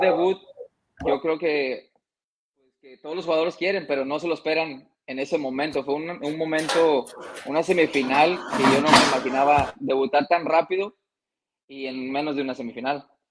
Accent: Longview, Texas, United States; yo nací en, aquí en Texas, en un pueblito que se llama Longview, Texas

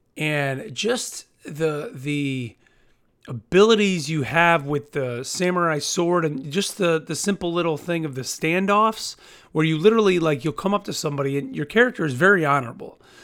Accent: United States; as an American

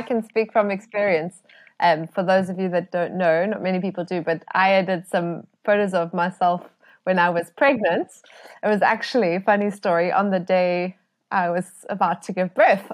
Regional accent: South Africa; as South African photographers

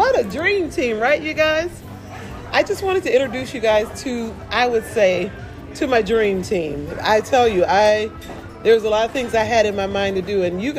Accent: Toledo, Ohio, United States; moved away; I've lived in Toledo, Ohio. And I've lived away from Ohio, though, for a very long time, which is my hometown, my home city, home state.

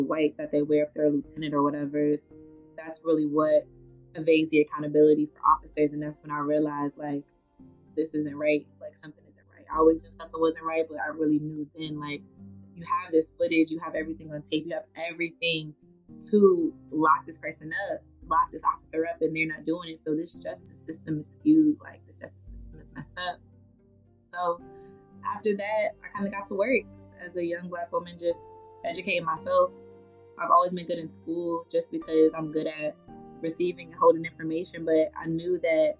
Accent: Charlotte, North Carolina, United States; moved away as an adult; also born or lived in Brooklyn, New York; now in Washington, D.C., United States; I'm born in Brooklyn, New York, raised in Charlotte, North Carolina

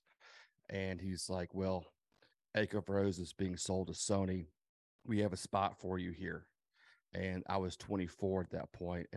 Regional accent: Nashville, Tennessee, United States; I was born and raised in Nashville. I grew up in and around the music business.

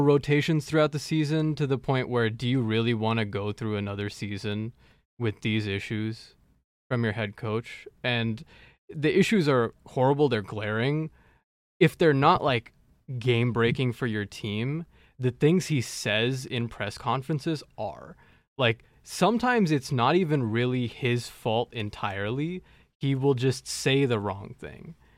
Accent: Dallas, Texas, United States; my hometown team

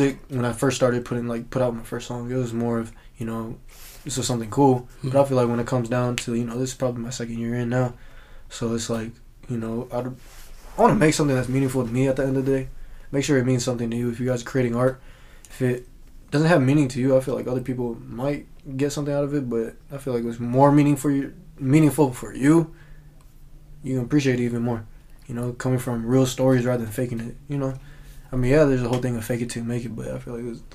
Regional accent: Kent, Washington, United States; growing up in the Kent area, I feel like everybody used to say that word

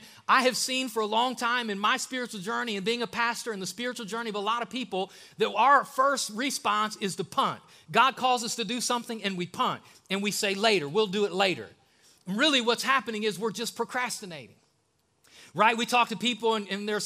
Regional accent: the North, United States; now in Alabama, United States; I'm from the North

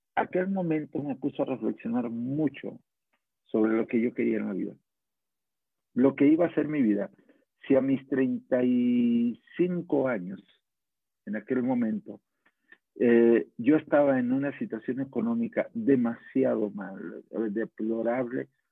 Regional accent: Guadalajara, Jalisco, Mexico; Yo soy de Guadalajara, soy carpintero

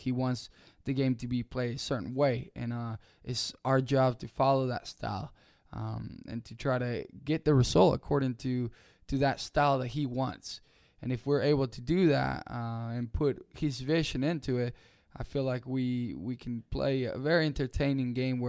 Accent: Rock Hill, South Carolina, United States; No, so when I grew up here in Rock Hill, I've always played forward.

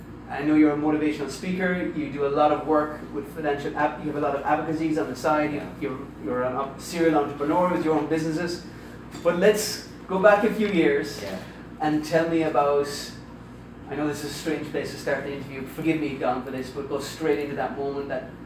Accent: Ireland; not just Filipino, I'm Irish and I struggle with financial literacy

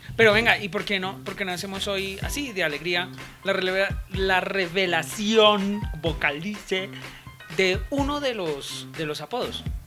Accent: Colombia; mi tierra, Colombia

